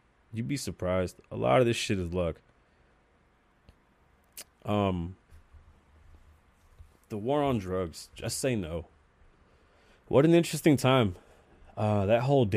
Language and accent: English; United States; as an American